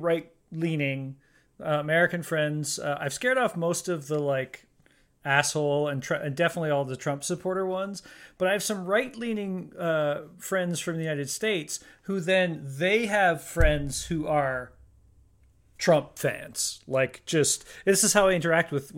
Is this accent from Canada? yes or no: yes; Canada; I'm Canadian and I live in Canada